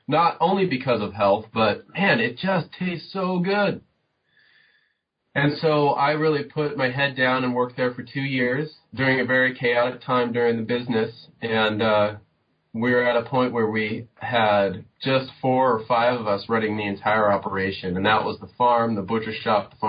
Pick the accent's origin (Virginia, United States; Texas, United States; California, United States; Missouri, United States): California, United States; Southern; moved away; I grew up in Southern California